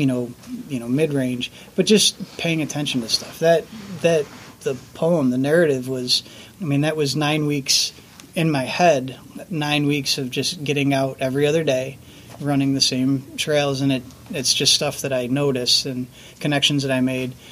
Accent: Canandaigua, New York, United States; I grew up in Canandaigua, born and raised

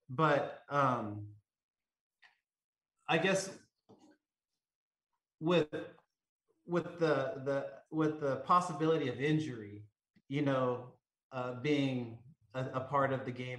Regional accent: Southern California, United States; growing up in Southern California

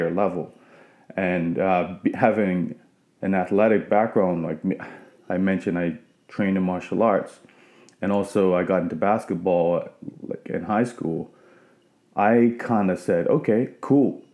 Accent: Bermuda; moved away as an adult; also born or lived in Nova Scotia; I grew up in Bermuda

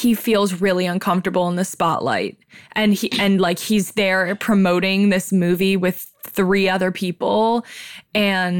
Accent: Silver Lake, Ohio, United States; extremely white girls growing up in Silver Lake, Ohio, which is also really white

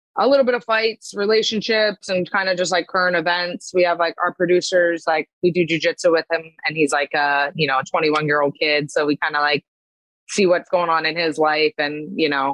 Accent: Pennsylvania, United States; also born or lived in New Jersey; now in Long Island, United States; I grew up in Pennsylvania, and then I lived in Jersey for 10 years

